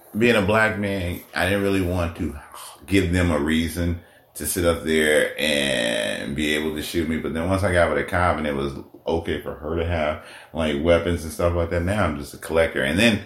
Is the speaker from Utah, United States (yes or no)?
no; Oakland, California, United States; also born or lived in Africa; Being, you know, I was born in Africa, but we moved to Oakland and then moved out here. But all my years, all my summers, all my holidays, everything was spent in Oakland.